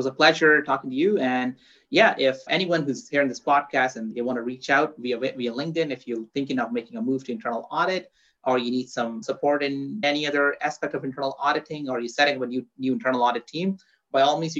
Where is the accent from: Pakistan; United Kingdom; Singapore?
Pakistan; born there; also born or lived in Dubai / Saudi Arabia; So I was born in Pakistan in Southeast Asia. Then I lived in Dubai